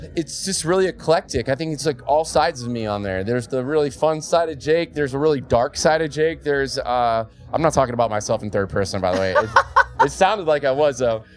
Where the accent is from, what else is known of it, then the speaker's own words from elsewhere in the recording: Florida, United States; moved away as an adult; my home state of Florida.